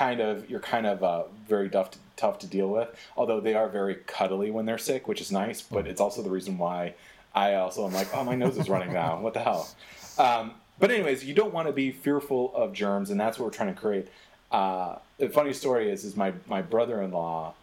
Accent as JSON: {"language": "English", "region": "Michigan", "country": "United States", "tie": "born or raised there", "said": "I grew up in Michigan"}